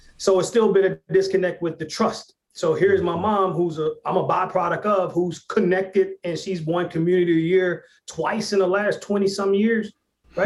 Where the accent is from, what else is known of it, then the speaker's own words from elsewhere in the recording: Hot Springs, Arkansas, United States; moved away; my hometown in Hot Springs, Arkansas